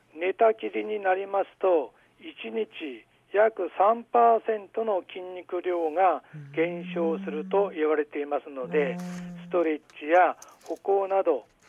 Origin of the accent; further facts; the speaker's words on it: Aomori, Japan; 生まれも育ちも青森